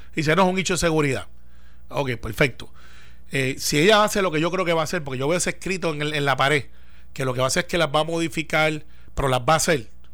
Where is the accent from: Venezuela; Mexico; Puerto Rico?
Puerto Rico; así somos los puertorriqueños